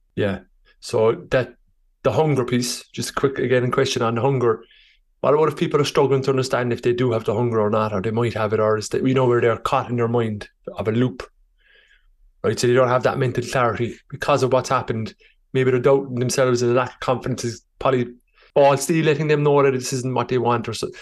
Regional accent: Ireland; I'm Irish

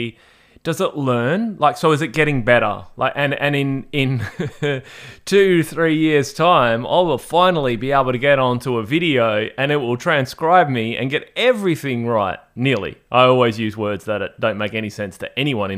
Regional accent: Australia; as a frustrated Australian, every time I say the word like data or data, in Australia we say data

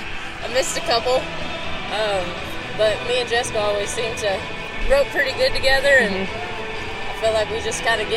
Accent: Lufkin, Texas, United States; I'm from Lufkin, Texas.

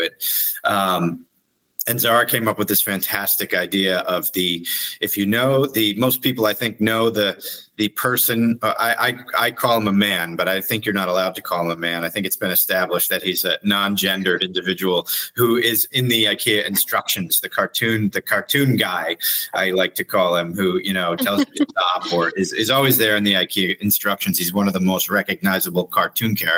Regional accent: United States; also born or lived in Sweden; me growing up in the United States

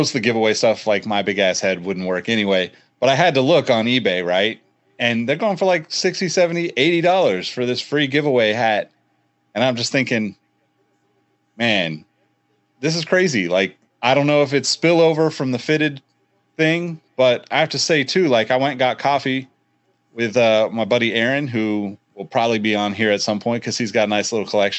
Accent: Northern California, United States; we're all from Northern California

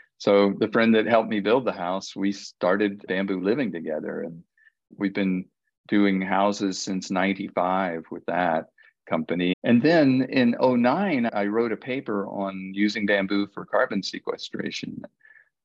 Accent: Florida, United States; moved away; also born or lived in Maui; I grew up in Florida, and I grew up playing in a bamboo grove.

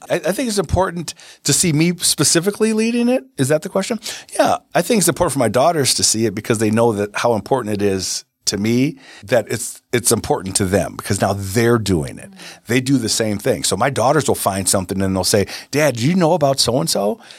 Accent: United States; We as Americans

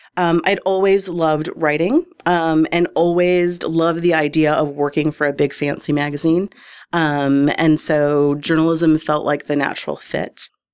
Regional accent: Detroit, Michigan, United States; moved away as an adult; also born or lived in New York; now in Omaha, United States; was born and raised in Detroit, Michigan.

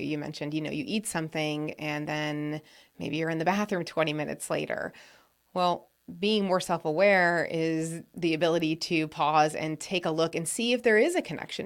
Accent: New England, United States; I grew up in New England

